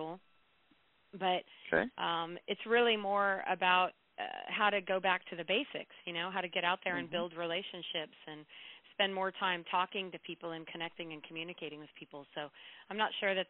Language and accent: English; Chico, California, United States; also born or lived in Rocklin, California; I grew up in Chico, which is just a couple hours away from where I live now. But I've been in Northern California my whole life